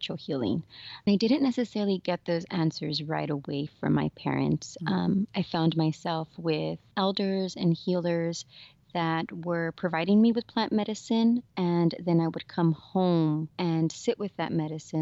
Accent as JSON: {"language": "English", "town": "South Gate", "region": "California", "country": "United States", "tie": "born or raised there", "said": "I grew up in Southeast LA in a city called Southgate"}